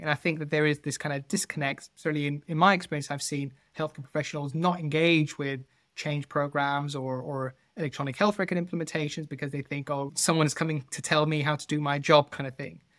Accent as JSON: {"language": "English", "country": "Netherlands", "moved": "yes", "lives_now": "United Kingdom", "said": "I'm not originally from the U K, I'm, I'm from the Netherlands"}